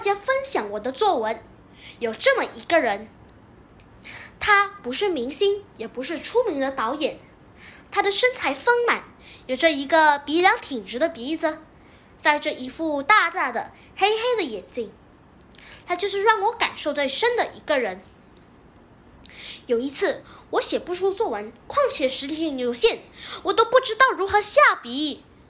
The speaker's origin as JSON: {"language": "Chinese", "region": "Selangor", "country": "Malaysia", "said": "我是来自雪兰莪的"}